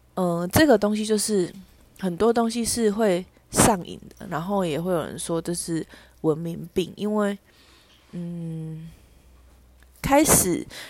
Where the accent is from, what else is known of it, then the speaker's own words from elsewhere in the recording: Tainan, Taiwan; 我的生活圈就是在台南